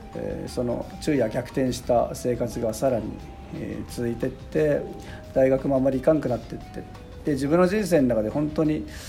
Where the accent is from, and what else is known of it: Sapporo, Hokkaido, Japan; born or raised there